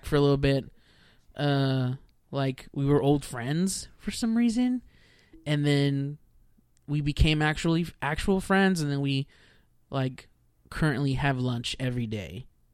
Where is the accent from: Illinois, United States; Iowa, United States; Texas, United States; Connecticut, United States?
Texas, United States; also born or lived in Houston, Texas / Corpus Christi, Texas / Rio Grande Valley, Texas / Dallas, Texas; I was born in Houston, Texas. I pretty much just stayed in Texas the whole time, my whole life